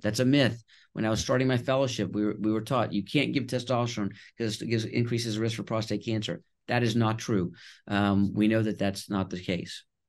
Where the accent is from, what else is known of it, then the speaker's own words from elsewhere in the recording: Houston, Texas, United States; also born or lived in Connecticut / Nashville, Tennessee / Boston; I was born in Connecticut, and we moved to Houston, Texas when I was two years old